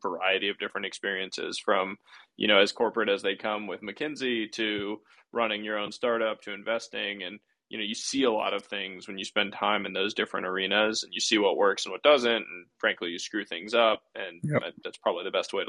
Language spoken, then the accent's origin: English; Northeast, United States; I grew up playing baseball in the Northeast